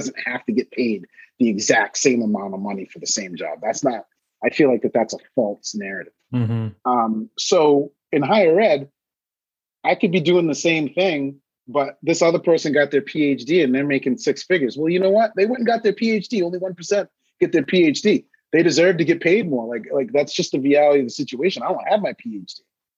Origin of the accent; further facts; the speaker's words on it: Maine, United States; I'm originally from Maine. Maine is the whitest state in the country.